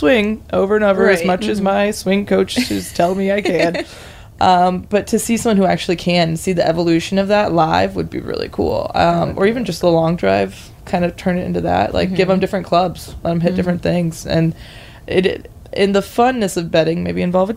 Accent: Ohio, United States; my family is a bunch of golfers, and we're all from Ohio

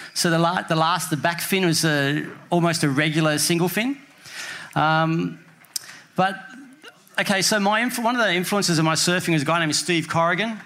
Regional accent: Sydney, New South Wales, Australia; I was from Bondi

